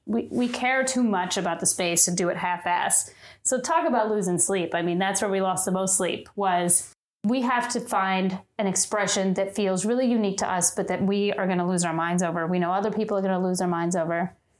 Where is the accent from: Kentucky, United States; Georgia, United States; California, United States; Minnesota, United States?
Kentucky, United States; moved away as an adult; now in New York, United States; I'm from Kentucky, and my whole family is uh, just bourbon fanatics